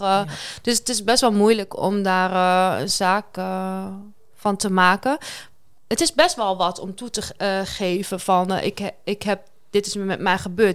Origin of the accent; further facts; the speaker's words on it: Kampen, Overijssel, Netherlands; Ik kom uit Kampen